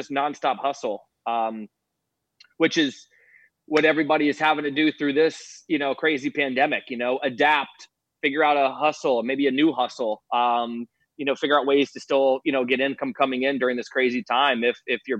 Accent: St. Petersburg, Florida, United States; St. Pete

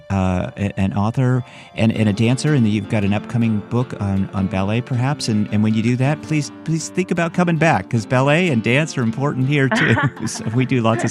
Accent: Bay Area, California, United States; moved away; I'm from the Bay Area originally

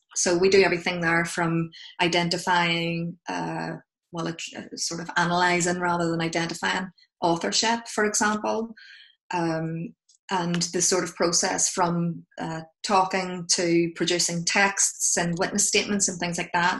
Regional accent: Belfast, Northern Ireland, United Kingdom; accent: Belfast; moved away; my accent is from Belfast

